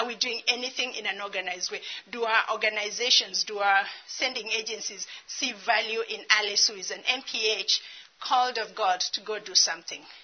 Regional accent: Kenya; moved away as an adult; also born or lived in Dallas; I'm Kenyan

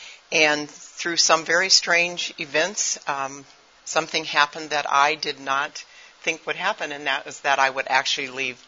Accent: Japan; I am an MK. I grew up in Japan.

